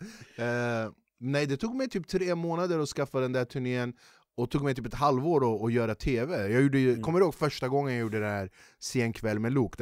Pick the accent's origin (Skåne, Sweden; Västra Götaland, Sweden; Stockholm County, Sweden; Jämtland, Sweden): Stockholm County, Sweden; Flemingsberg; jag är ju född och uppvuxen i Flemingsberg